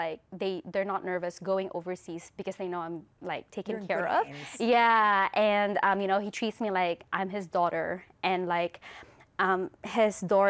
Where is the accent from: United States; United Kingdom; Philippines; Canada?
Philippines; now in New Zealand; we came from the Philippines